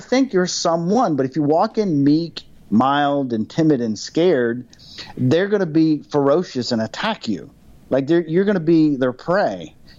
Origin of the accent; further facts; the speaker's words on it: Germany; For me, I grew up in Germany, and once a year I'd see my family and I'd get on the flight, and the flight was 10 hours.